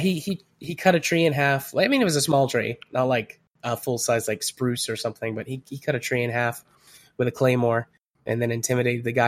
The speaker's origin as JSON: {"language": "English", "area": "Polk County", "region": "Tennessee", "country": "United States", "tie": "born or raised there", "said": "I grew up in Polk County, Tennessee"}